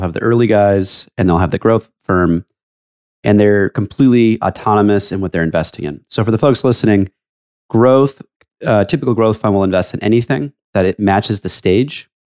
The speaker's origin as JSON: {"language": "English", "town": "Los Angeles", "region": "California", "country": "United States", "tie": "born or raised there", "moved": "yes", "lives_now": "New York, United States", "said": "It's my hometown, but I'm a New Yorker now."}